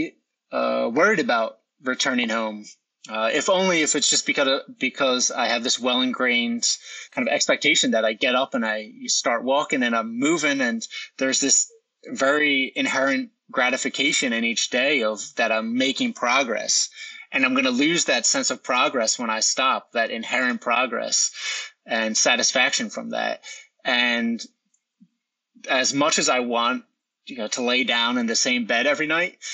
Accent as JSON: {"language": "English", "region": "New Jersey", "country": "United States", "tie": "born or raised there", "said": "I'll end in New Jersey in my hometown, Hand Township, where I started"}